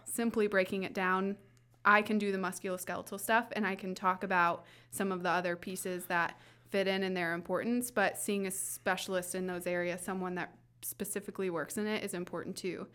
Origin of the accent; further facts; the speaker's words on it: Southwest Indiana, United States; now in Fishers, United States; I'm originally from Southwest Indiana